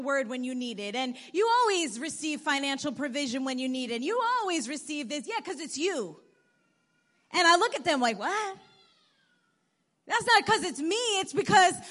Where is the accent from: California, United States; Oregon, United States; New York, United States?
New York, United States; born or raised there; also born or lived in Bogota, Colombia